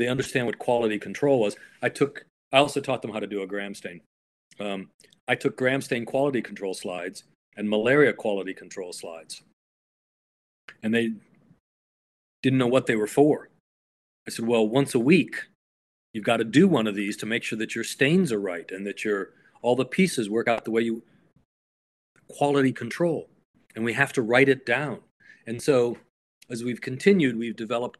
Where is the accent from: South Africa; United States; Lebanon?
United States; as an American